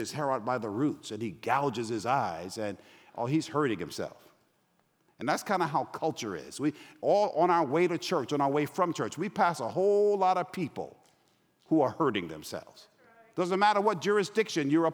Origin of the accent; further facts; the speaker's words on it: New York, United States; also born or lived in Los Angeles; now in Atlanta, United States; I'm from New York. I currently live in Atlanta. I lived in LA before I went back home.